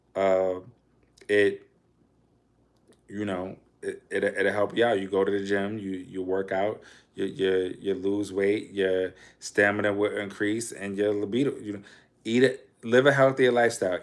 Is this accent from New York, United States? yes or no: yes; New York City, New York, United States; I'm from Harlem